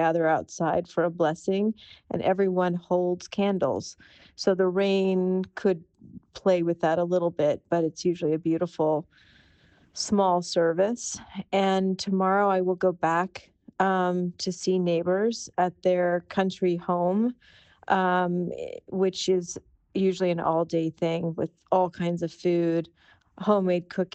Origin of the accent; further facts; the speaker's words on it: United States; moved away as an adult; also born or lived in California / New York; now in Labin, Croatia; I'm originally from California and New York in the United States.